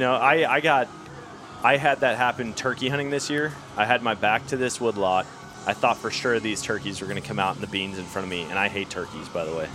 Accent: Wisconsin, United States; now in Missouri, United States; I grew up in Wisconsin

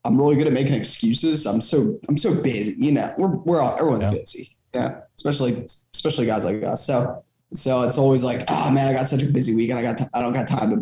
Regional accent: Southeast Pennsylvania, United States; I'm from Southeast Pennsylvania

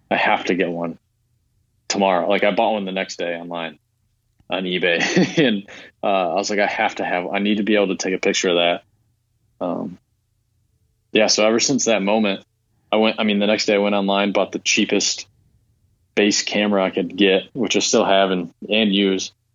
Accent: Lansing, Michigan, United States; moved away as an adult; now in Traverse City, United States; I grew up in Lansing

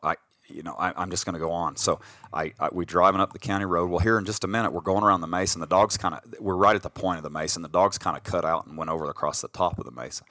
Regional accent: Colorado, United States; we grew up in Colorado

